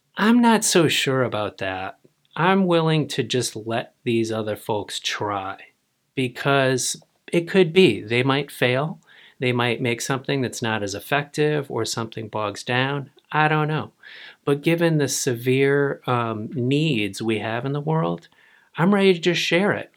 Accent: United States; I, as an American

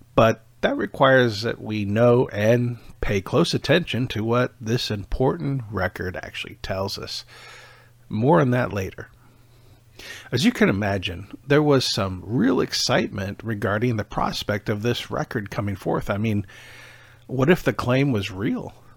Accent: Michigan, United States; moved away as an adult; also born or lived in Iowa; now in Overland Park, Kansas, United States; I was originally from Michigan

